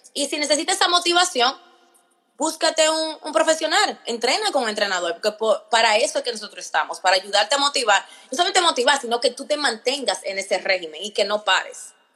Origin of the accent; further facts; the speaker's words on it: Virginia, United States; moved away as an adult; now in Maryland, United States; yo me crié en Virginia